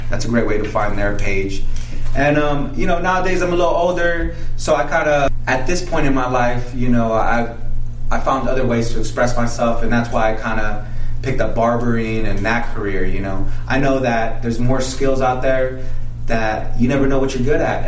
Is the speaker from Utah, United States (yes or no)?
yes; Salt Lake City, Utah, United States; moved away as an adult; also born or lived in Guadalajara, Mexico; now in Las Vegas, United States; So I went to high school in Salt Lake City, Utah. Uh, I was born in Mexico. And um, now I reside here in Las Vegas.